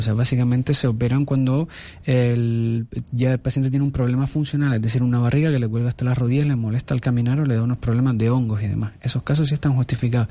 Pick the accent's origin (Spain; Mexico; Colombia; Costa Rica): Spain; Somos españoles, pero vivimos en África